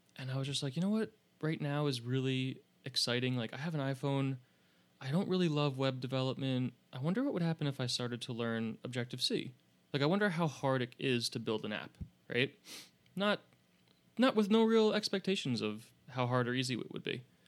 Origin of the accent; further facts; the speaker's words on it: upstate New York, United States; I grew up in what people from New York would call upstate